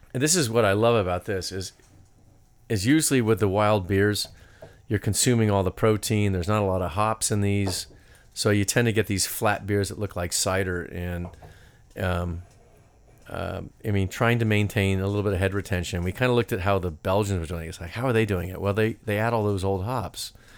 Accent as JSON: {"language": "English", "region": "California", "country": "United States", "said": "I'm from California."}